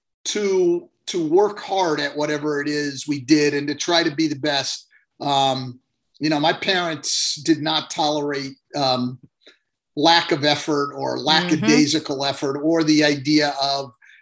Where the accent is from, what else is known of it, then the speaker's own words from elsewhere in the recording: Northern California, United States; I grew up in Northern California